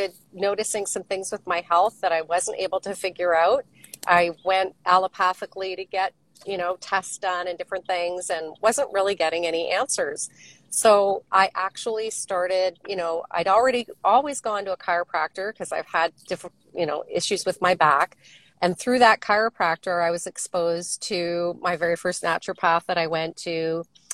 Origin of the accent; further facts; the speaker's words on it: Waterloo, Ontario, Canada; moved away as an adult; also born or lived in West Coast; I grew up in Ontario. I'm from Waterloo originally, and lived there really until my husband and I moved out to the West Coast in the early 90s.